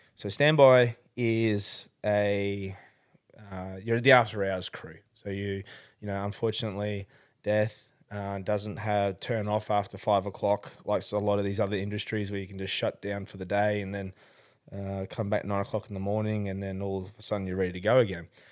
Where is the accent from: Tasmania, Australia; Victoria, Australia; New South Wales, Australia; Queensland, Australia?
Victoria, Australia; Melbourne; I was born in Melbourne, uh, born, uh, in Dandenong Hospital, actually